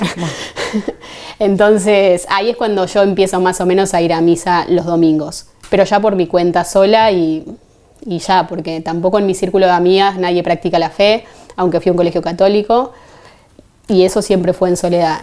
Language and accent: Spanish; Buenos Aires, Argentina; moved away as an adult; now in Seville, Spain; soy de Argentina, de Buenos Aires